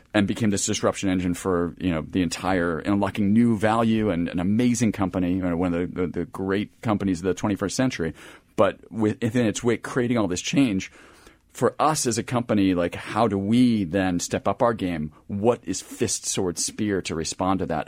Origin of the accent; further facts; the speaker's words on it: Philadelphia, Pennsylvania, United States; being in the Philadelphia area